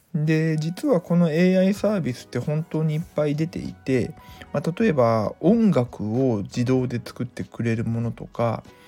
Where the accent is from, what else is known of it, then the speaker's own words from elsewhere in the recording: Mie, Japan; 地元三重県